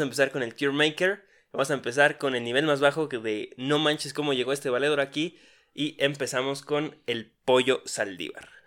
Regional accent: Mexico; accent: Mexican; hablamos como mexicanos

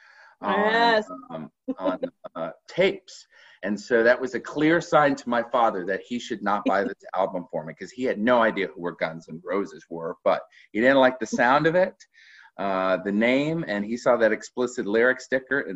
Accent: South Carolina and Georgia, United States; I grew up in South Carolina and Georgia

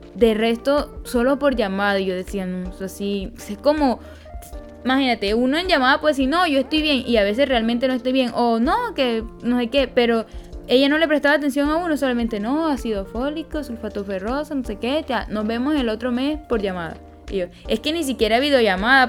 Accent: Peñoncito, Magdalena, Colombia; soy de Peñoncito Magdalena

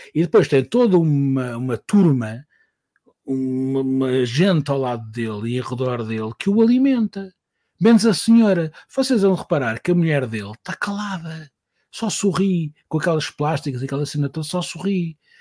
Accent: Portugal; eu vinha de Portugal e estava lá a trabalhar

